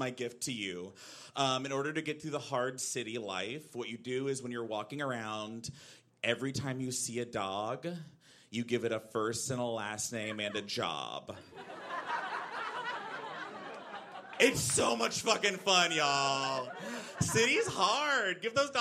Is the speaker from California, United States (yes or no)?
no; Central Texas, United States; now in Brooklyn, United States; I grew up in Central Texas